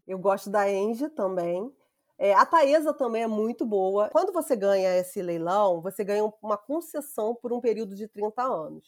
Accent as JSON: {"language": "Portuguese", "region": "Rio de Janeiro", "country": "Brazil", "said": "eu sou aqui do Rio, eu trabalhava na distribuição do Rio"}